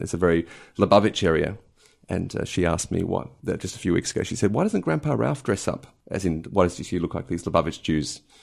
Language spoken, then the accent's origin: English; Adelaide, South Australia, Australia; also born or lived in Chicago, United States; now in London, United Kingdom; at the age of 10 months, went to Adelaide with my family and uh, grew up there.